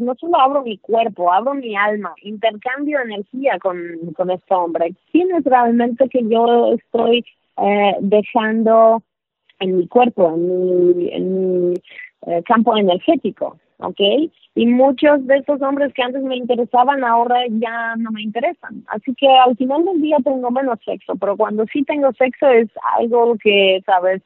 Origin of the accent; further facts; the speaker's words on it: Poland; Spanish is a second language; moved away; also born or lived in New York / Mexico City; soy polaca